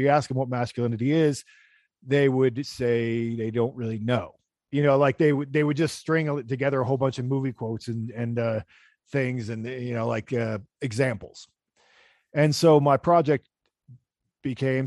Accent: Pennsylvania, United States; moved away; also born or lived in New York City; I'm from Pennsylvania, Pennsylvania Dutch, and so German, and German and English and whatever.

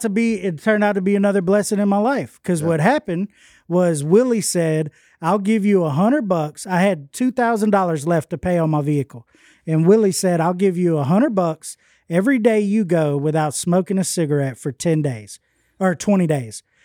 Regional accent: Houston, Texas, United States; moved away as an adult; also born or lived in Longview, Texas; now in West Monroe, United States; I was born in Houston and all I ever knew was Houston.

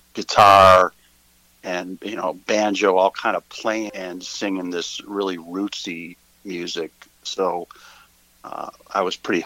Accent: Ohio, United States; moved away as an adult; also born or lived in Athens, Ohio / eastern Kentucky / Georgia; now in Hilton Head Island, United States; I've lived in Ohio where I grew up and went to school at Ohio University in Athens, Ohio, in Appalachia area. And then I lived in Kentucky for a good while, eastern Kentucky, and also Georgia. And now I live near the beach.

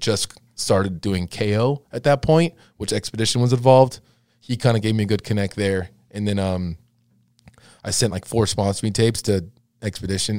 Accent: Laguna Hills, California, United States; I grew up skating in Laguna Hills

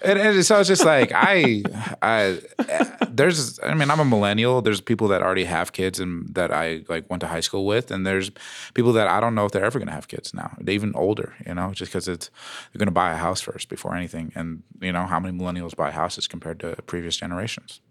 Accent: Phoenix, Arizona, United States; now in Denver, United States; I am from Phoenix, but I am native

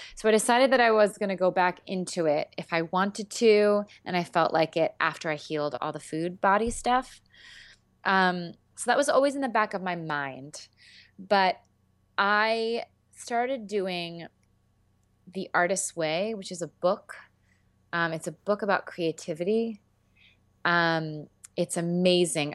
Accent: Philadelphia, Pennsylvania, United States; I do a lot of theater in Philadelphia 'cause I'm from Philadelphia

